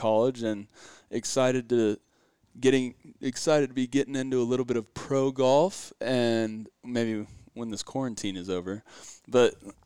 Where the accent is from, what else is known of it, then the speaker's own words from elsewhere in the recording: Oklahoma City, Oklahoma, United States; also born or lived in Edmond, Oklahoma / Kansas City, Missouri; originally I'm from Oklahoma City, Oklahoma, and grew up around broadcasting